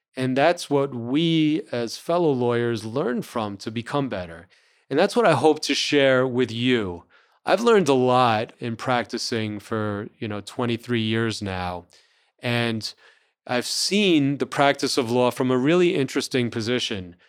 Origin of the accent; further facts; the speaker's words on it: New Rochelle, New York, United States; also born or lived in New Orleans; I grew up in New Rochelle, New York, which is the suburbs of New York City.